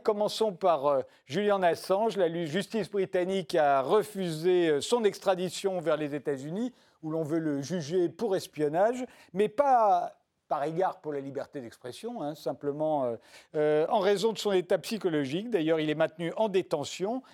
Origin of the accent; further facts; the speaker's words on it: France; En tant que Français